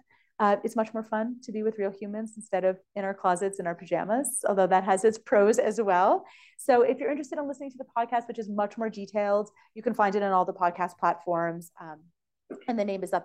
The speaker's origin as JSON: {"language": "English", "country": "Canada", "moved": "as an adult", "lives_now": "United States", "said": "I'm Canadian. Now I'm both, but I was Canadian."}